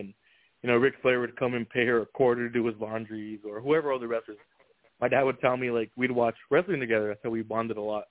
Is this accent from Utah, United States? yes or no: no; New Mexico, United States; now in Phoenix, United States; I'm not from here. That being said, when I grew up in New Mexico